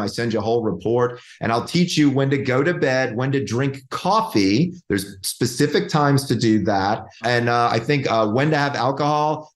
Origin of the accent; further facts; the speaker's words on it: Georgia, United States; moved away; I'm from Georgia. Like it's like old home for me.